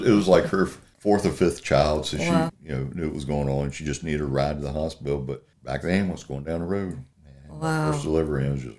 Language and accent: English; Roanoke, Virginia, United States; also born or lived in Manassas, Northern Virginia / Shenandoah Valley, Virginia; I was born and raised in Roanoke, and then Mom and Dad moved up to Manassas, Northern Virginia.